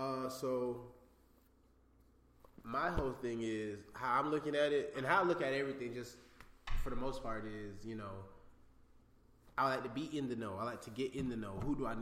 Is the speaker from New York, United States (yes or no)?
yes; New York City, New York, United States; now in Georgia, United States; I'm from Brooklyn, New York.